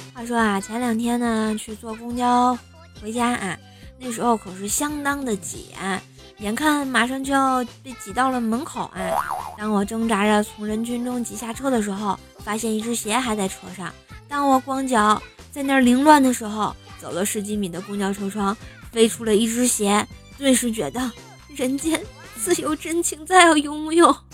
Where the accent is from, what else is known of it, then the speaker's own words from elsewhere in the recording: Tianjin, China; moved away; 我是天津的妈